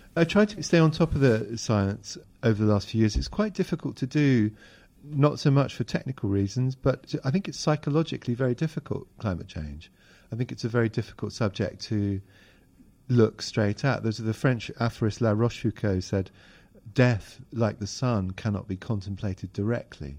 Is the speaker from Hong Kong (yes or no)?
yes; Hong Kong; moved away; I grew up in Hong Kong